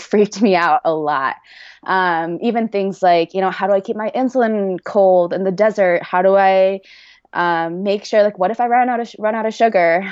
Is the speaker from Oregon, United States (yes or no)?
yes; Oregon, United States; moved away as an adult; also born or lived in Boston; now in Cedar City, United States; back home to Oregon